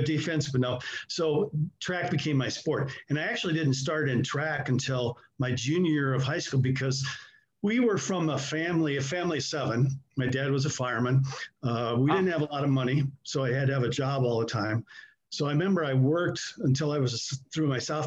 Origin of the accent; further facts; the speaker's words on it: Iowa City, Iowa, United States; moved away; I'm originally from Iowa City and I ended up going to school